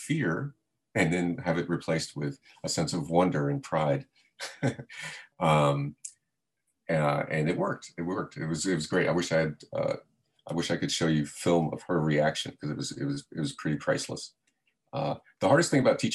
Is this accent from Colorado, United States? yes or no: no; South Florida, United States; I grew up in South Florida